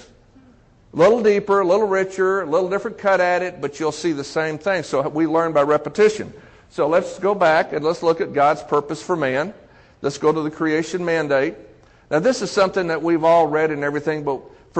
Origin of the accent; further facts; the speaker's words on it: Texas, United States; growing up in Texas as a Baptist, going to church every Sunday